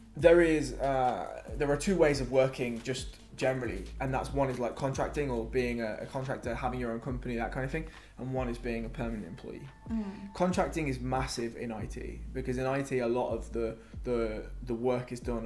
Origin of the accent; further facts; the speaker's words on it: Telford, West Midlands, United Kingdom; moved away as an adult; also born or lived in Wales; now in London, United Kingdom; So they moved to Telford and that's where I grew up. Telford's like 20 miles from Birmingham. Well, I spent most of my life in Telford. I was born in Wales, but when I was 3, I moved to Telford.